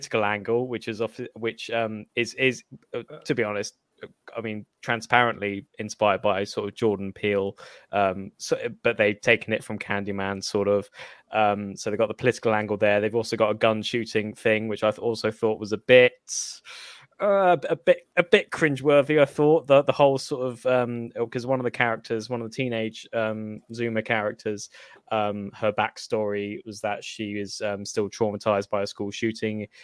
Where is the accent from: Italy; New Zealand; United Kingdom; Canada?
United Kingdom; as a British person